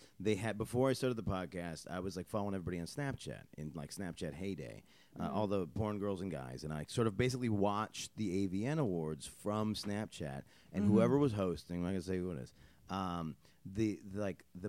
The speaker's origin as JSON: {"language": "English", "region": "central New York", "country": "United States", "said": "we're central New York"}